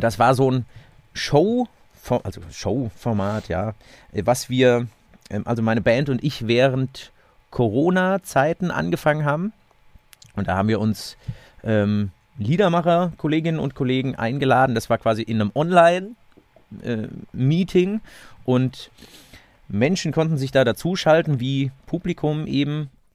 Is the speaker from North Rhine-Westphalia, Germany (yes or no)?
no; Seligenstadt, Hesse, Germany; in meiner Heimatstadt in Selingstadt